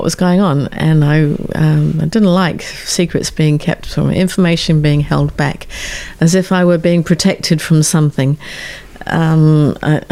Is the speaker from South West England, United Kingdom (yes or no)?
yes; Exmoor National Park, South West England, United Kingdom; the little village that I grew up in the Exmoor National Park in southwest England